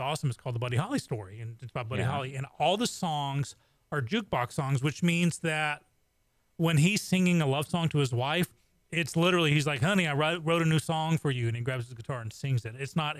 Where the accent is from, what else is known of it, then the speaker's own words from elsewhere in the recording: England, United Kingdom; moved away; when people know I grew up in England